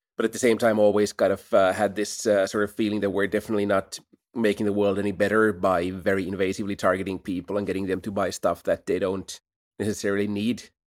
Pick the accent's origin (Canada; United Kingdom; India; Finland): Finland; Helsinki, Uusimaa; Helsinki is a great place to grow up.